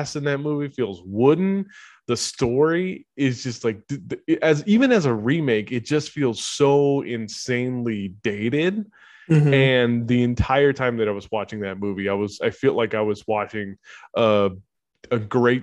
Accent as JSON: {"language": "English", "country": "United States", "said": "as an American, like, Hispanic person who's not, you know, whose parents aren't from Mexico"}